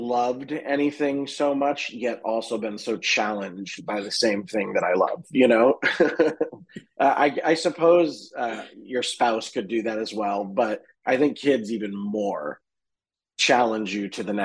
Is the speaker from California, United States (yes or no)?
no; Boston, Massachusetts, United States; now in Los Angeles, United States; we went back to my hometown in Boston